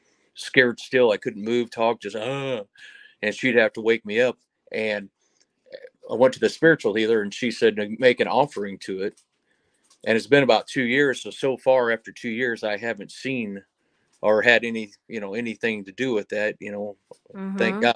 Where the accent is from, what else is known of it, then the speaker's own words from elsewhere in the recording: Alton, Illinois, United States; I'm from Alton, Illinois.